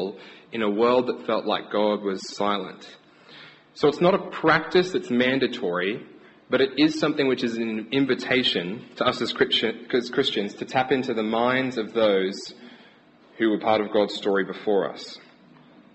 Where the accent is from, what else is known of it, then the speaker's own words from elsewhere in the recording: Brisbane, Queensland, Australia; moved away as an adult; now in England, United Kingdom; we're from Brisbane, Australia. We're still getting used to the winter here.